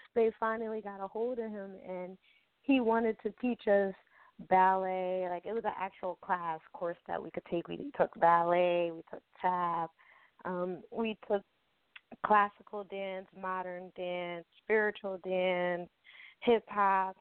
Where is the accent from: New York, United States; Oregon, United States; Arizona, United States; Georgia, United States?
New York, United States; Albany; I am from Albany, New York